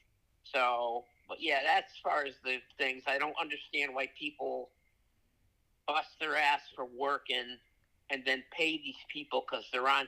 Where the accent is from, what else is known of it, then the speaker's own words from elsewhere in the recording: Trumbull, Connecticut, United States; I grew up in Trumbull, Connecticut.